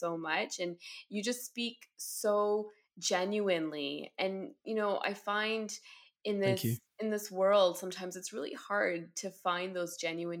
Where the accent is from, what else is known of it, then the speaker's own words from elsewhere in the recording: Ottawa, Ontario, Canada; I am born and bred in Ottawa, Ontario, here in Canada.